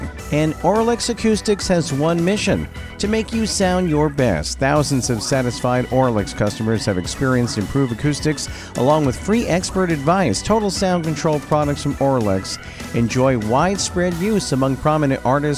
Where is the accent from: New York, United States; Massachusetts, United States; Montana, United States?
New York, United States; Long Island; I'm from Long Island, New York, hence the accent a little bit